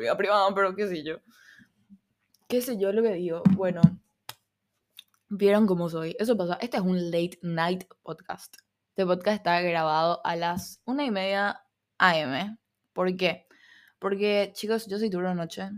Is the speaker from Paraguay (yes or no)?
yes; Paraguay; accent: Argentine (picked up); Yo no me identifico siendo paraguaya